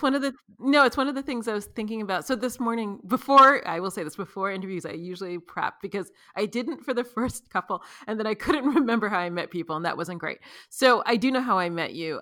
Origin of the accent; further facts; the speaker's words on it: New York, United States; now in Los Angeles, United States; I'm from New York